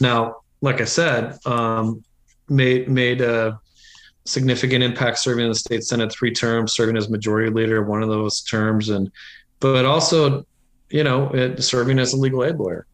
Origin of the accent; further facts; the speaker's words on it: Iowa, United States; moved away as an adult; also born or lived in New Hampshire; I grew up in Iowa